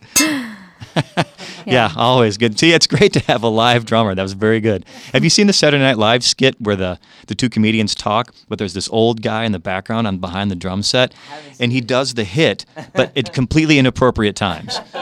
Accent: Chicago, Illinois, United States; I was raised in Chicago, but had relatives in the South

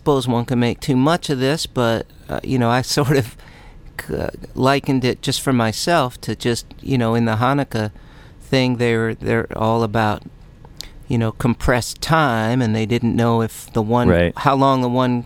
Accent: Midwest, United States; I grew up in the Midwest, and that was cold this time of year.

